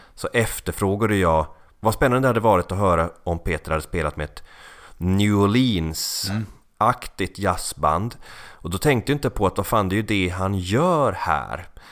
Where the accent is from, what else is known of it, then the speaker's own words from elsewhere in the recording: Finland; Jag är finne